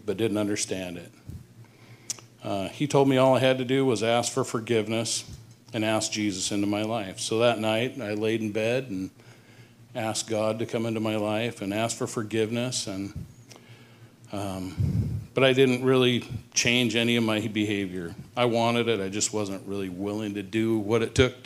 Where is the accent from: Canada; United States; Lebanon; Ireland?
United States; Hoquiam, Washington; born or raised there; also born or lived in Seattle, Washington